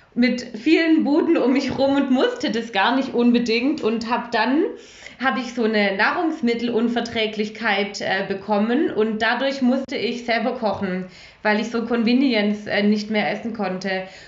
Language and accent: German; Stuttgart, Baden-Württemberg, Germany; ich bin, äh, einunddreißig, ich komme aus Stuttgart